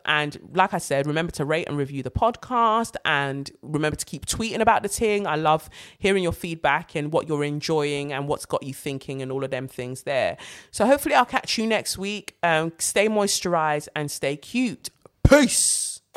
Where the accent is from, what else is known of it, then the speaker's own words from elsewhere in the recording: London, United Kingdom; as a black British girl, like as a Londoner